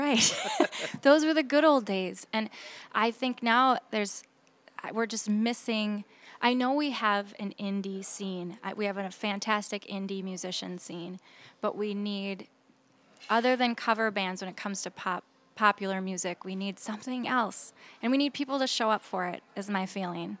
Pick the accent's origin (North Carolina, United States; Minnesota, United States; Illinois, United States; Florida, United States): Minnesota, United States; Saint Paul; I'm from Saint Paul